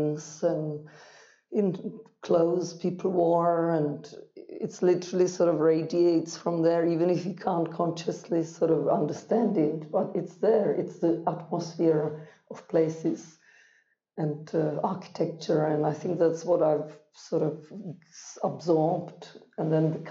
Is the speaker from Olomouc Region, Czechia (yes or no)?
no; Prague, Czechia; growing up in Prague, in communism, in the center of Prague, right by the Charles Bridge